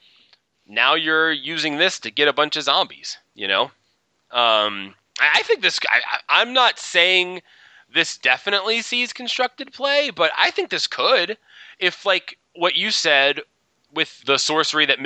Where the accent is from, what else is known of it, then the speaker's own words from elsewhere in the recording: Baltimore, Maryland, United States; I'm from Baltimore.